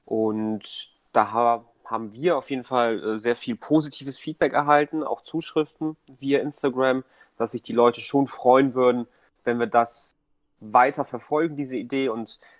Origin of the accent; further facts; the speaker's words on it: Hamburg, Germany; also born or lived in Poland; bin ursprünglich aus Polen, aber lebe im Grunde mein ganzes Leben schon in Hamburg. Ähm, spreche aber auch noch Polnisch. Ähm, und ja, bin, bin einfach Hamburger